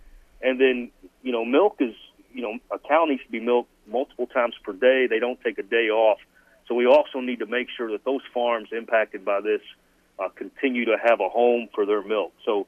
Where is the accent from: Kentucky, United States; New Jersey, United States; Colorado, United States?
Kentucky, United States; as a kid, I grew up drinking Dean's milk in Kentucky. They were a big employer in my hometown